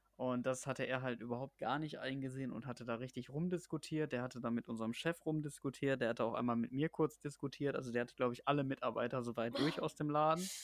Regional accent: Germany; selbst als Deutscher

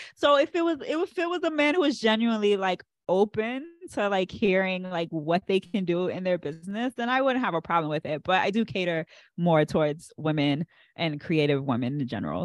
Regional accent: Andrews, Maryland, United States; my parents were stationed at Andrews, and that's I was born right on Andrews, and we never left.

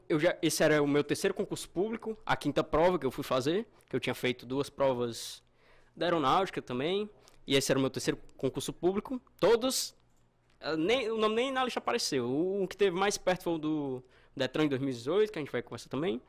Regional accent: Russas, Ceará, Brazil; eu sou do interior do Ceará, é Russas

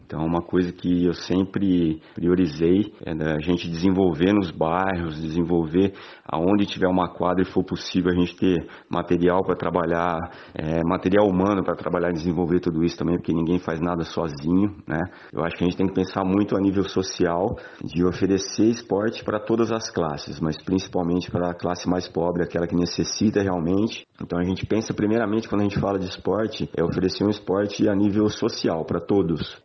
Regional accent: Jaboticabal, São Paulo, Brazil; eu sou de Jaboticabal, São Paulo

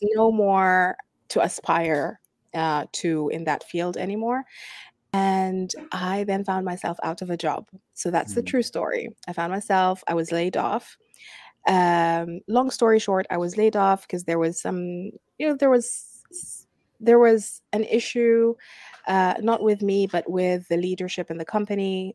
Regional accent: Sudan; now in Abu Dhabi, United Arab Emirates; I'm from Sudan, I'm an expat living uh, in Abu Dhabi

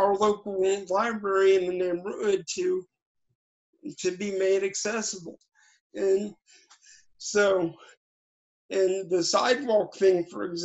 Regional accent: Cincinnati, Ohio, United States; I grew up in a little town in Cincinnati called Northside

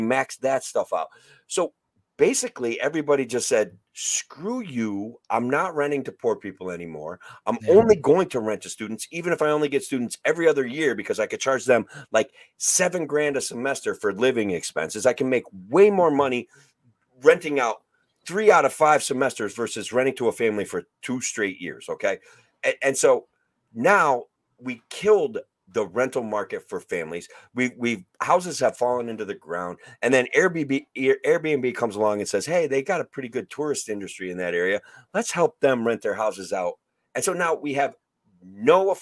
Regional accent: Oneonta, New York, United States; my hometown of Oneonta

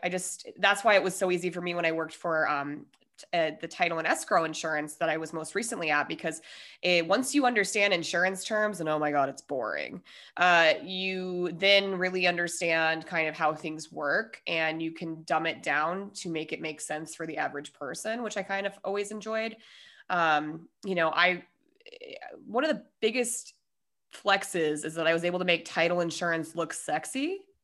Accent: Denver, Colorado, United States; moved away as an adult; also born or lived in San Diego; We are both from Denver

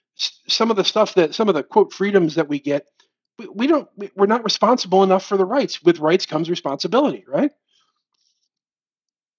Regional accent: United States

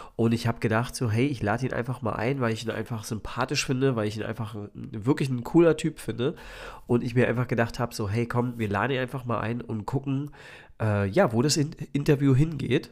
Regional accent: Spreewald, Brandenburg, Germany; ich bin ja aus dem Spreewald ursprünglich

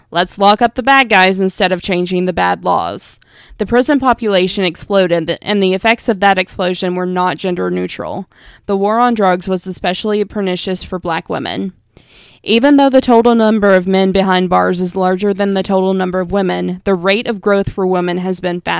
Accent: Virginia, United States; I ask you to remember the story from my home state of Virginia, Kemba Smith.

